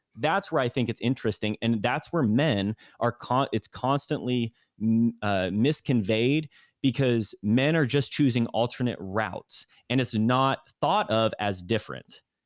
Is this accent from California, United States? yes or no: yes; Granite Bay, California, United States; born and raised in kind of the Sacramento area, kind of Northern California, uh, a place called Granite Bay in the suburbs